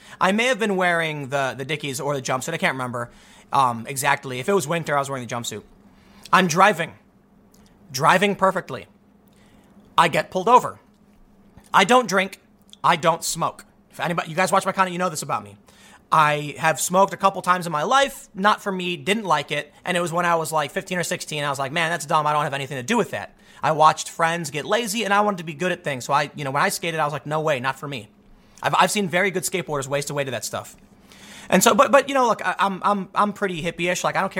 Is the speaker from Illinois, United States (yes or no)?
yes; Chicago, Illinois, United States; I'm from the South Side of Chicago, man. It was a mixed area. We had white people, black people, Latinos, Asians, and the cops don't care what color you are.